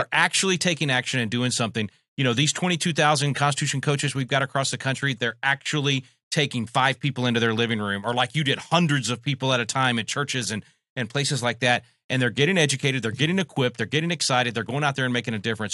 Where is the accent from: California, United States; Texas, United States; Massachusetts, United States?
Texas, United States; here in my home state of Texas